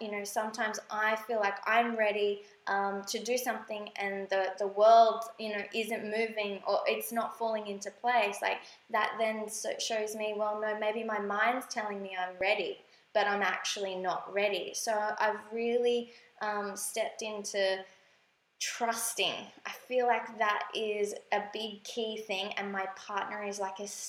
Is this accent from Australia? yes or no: yes; Australia; moved away as an adult; now in Bali, Indonesia; we are from Australia